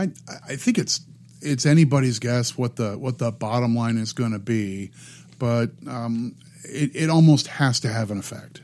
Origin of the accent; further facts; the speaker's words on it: Midwest, United States; I grew up in the Midwest, and, and there were lots of union workers at the, you know, the auto, um, the auto plants in the area where I grew up